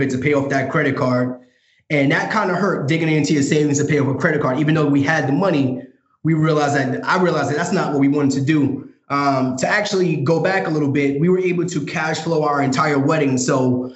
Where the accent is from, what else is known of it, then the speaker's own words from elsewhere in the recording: New York City, New York, United States; moved away as an adult; now in Dallas, United States; currently living in Dallas, Texas, born and raised in Brooklyn, New York